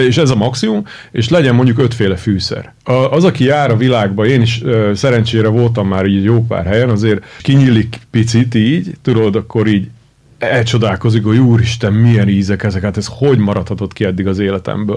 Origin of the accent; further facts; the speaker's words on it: Hungary; Én imádok itt élni, tudod, uh-huh. de attól, hogy magyar vagyok